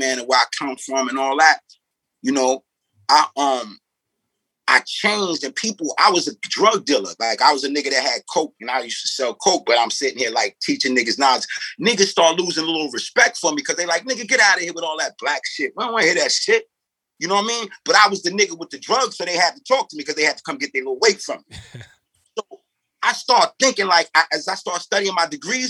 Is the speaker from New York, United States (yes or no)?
yes; New York, United States; also born or lived in St. Louis, Missouri; My mother moved to New York when I was 2